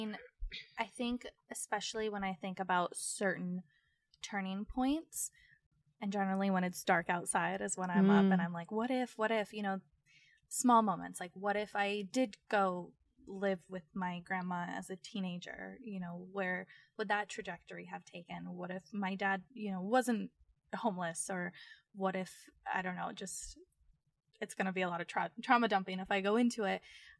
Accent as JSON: {"language": "English", "town": "Phoenix", "region": "Arizona", "country": "United States", "tie": "born or raised there", "said": "growing up in North Phoenix in a way, which is also like a very privileged place in certain pockets, you know, the Scottsdale, Arizona that so many people think of was also a part of my reality."}